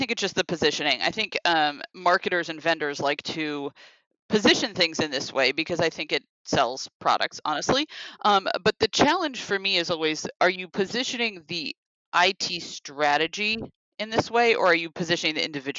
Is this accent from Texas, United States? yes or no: no; Seattle, Washington, United States; moved away; I'm from Seattle originally